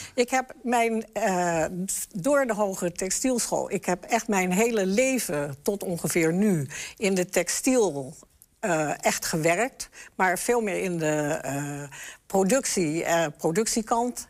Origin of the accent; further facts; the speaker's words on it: the West, Netherlands; moved away as an adult; also born or lived in Enschede; Ik kom uit het Westen